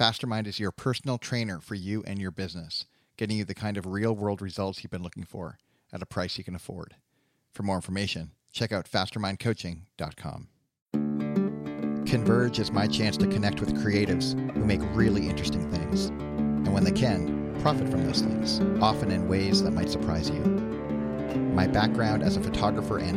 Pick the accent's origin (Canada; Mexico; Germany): Canada; now in United States; I was growing up in Canada